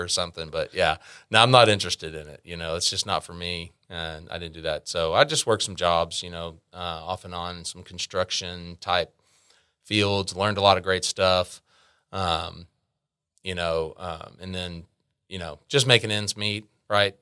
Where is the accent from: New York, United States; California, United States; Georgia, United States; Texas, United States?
Texas, United States; Arlington; also born or lived in Grand Prairie, Texas; I'm from here, from Arlington. I, uh, was born in Arlington. I did, uh, move away from Arlington for four years during high school, about twenty minutes down the road into Grand Prairie, next town over